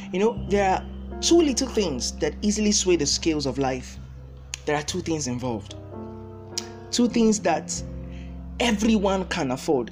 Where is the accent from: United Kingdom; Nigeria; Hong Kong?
Nigeria; As a Nigerian